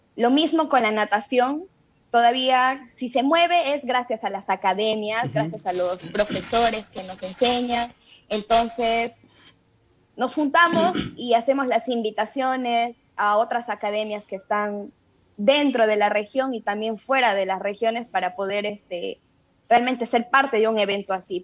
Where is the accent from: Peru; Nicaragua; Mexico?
Peru; Tarapoto, San Martín; yo soy de Tarapoto, entonces aquí pertenecemos a la región de San Martín